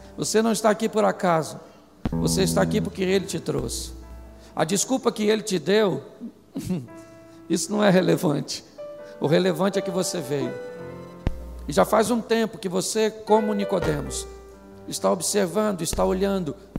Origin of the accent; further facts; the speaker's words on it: Rio de Janeiro, Brazil; Eu sou carioca